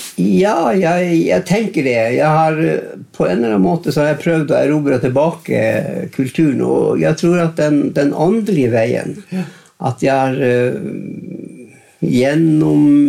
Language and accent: Norwegian; Grettaksbotn, Northern Norway, Norway; Men eftersom jeg vokste opp i Grettaksbotn, mm. så vokste vi opp i en norsk, nordnorsk eh, kontekst.